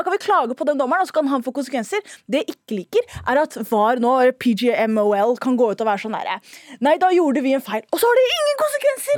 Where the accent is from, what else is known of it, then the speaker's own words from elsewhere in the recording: Oslo, Norway; Jeg er født og vokst i Oslo